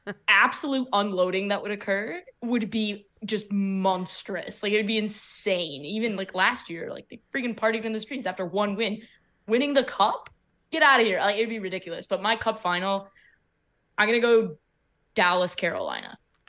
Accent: Canada; Damn, as a Canadian, losing Carey Price, like, that stings.

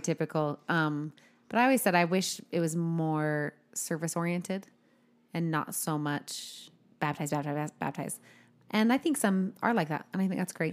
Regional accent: United States; I am white from America

